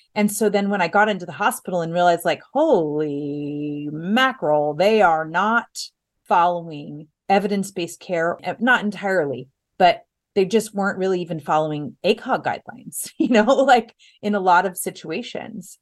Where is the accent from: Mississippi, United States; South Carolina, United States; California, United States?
California, United States; Los Angeles; also born or lived in Orange County, California / Temecula, California; now in San Diego, United States; Los Angeles